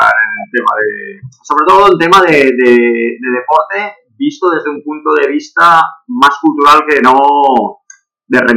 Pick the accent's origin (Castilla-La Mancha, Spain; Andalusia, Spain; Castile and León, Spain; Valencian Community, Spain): Valencian Community, Spain; Valencia; moved away as an adult; also born or lived in Barcelona metropolitan area; now in Barcelona, Spain; yo soy de Valencia, aunque vivo desde hace 26 años aquí en el área metropolitana de Barcelona.